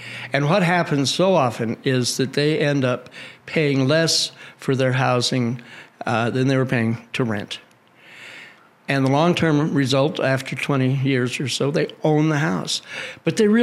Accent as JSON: {"language": "English", "region": "Colorado", "country": "United States", "tie": "born or raised there", "said": "I'm from Colorado, actually."}